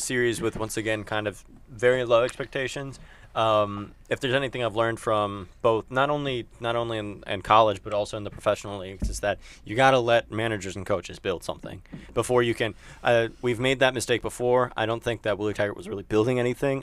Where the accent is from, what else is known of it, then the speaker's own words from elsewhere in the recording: Tampa, Florida, United States; I'm from Tampa